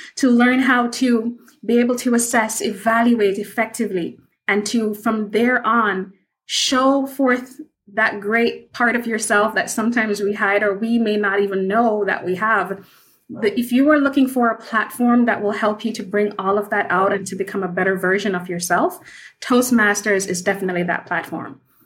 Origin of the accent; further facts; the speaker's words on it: Kingston, Jamaica; I am from Kingston, Jamaica